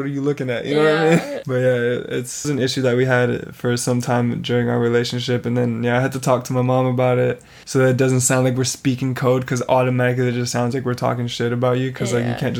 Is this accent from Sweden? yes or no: no; Vancouver, British Columbia, Canada; I'm growing up in Vancouver. I'm going to school in Vancouver.